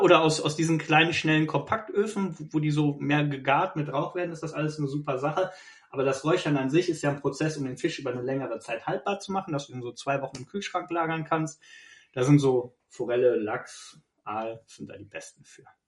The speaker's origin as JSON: {"language": "German", "town": "Bergisch Gladbach", "region": "North Rhine-Westphalia", "country": "Germany", "moved": "yes", "said": "ursprünglich bin ich ja nicht von hier, ich komme ja aus Bergisch Gladbach. Schäbisch Gläbisch."}